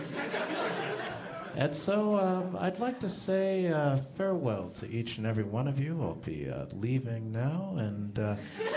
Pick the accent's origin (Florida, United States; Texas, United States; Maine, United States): Texas, United States; Plano; I grew up in Plano, Texas, just north of Dallas, Texas